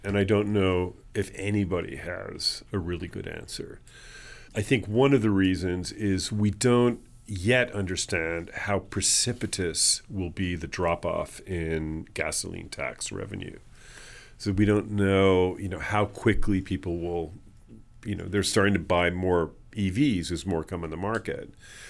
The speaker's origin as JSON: {"language": "English", "region": "New York", "country": "United States", "lives_now": "Los Angeles, United States", "said": "I came from New York. And I certainly would like to see very innovative kinds of congestion pricing here in Los Angeles."}